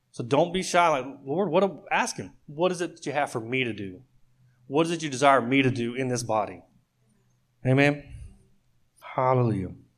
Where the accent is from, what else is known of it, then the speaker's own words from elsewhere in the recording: Oklahoma, United States; I grew up in Oklahoma